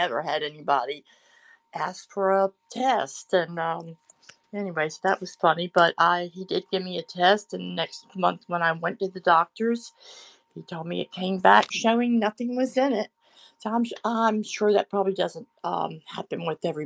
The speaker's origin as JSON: {"language": "English", "region": "Florida", "country": "United States", "said": "I'm from Florida, the bipolar state"}